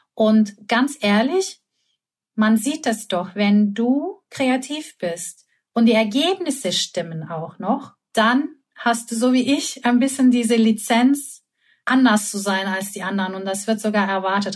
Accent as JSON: {"language": "German", "region": "Istanbul", "country": "Turkey", "moved": "yes", "said": "Ich komme aus Istanbul"}